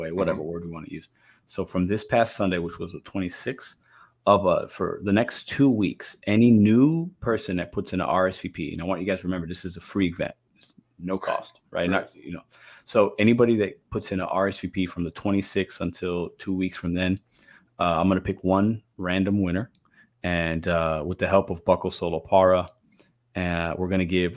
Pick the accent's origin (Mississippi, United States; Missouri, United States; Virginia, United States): Missouri, United States; St. Louis; my hometown of St. Louis, Missouri